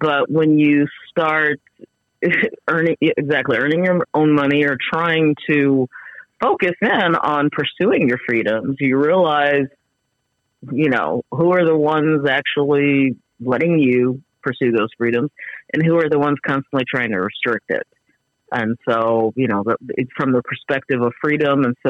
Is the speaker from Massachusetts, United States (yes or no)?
no; Chicago, Illinois, United States; now in California, United States; I grew up in Chicago